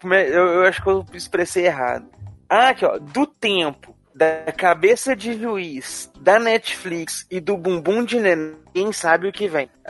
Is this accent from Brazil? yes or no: yes; Rio Grande do Sul, Brazil; Sou gaúcho e também não tomo chimarrão